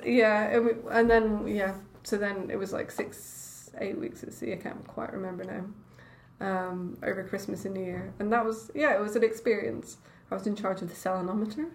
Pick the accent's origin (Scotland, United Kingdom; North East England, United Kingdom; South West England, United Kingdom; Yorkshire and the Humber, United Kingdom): Scotland, United Kingdom; Edinburgh; moved away as an adult; also born or lived in London / Cambridge; I grew up in Edinburgh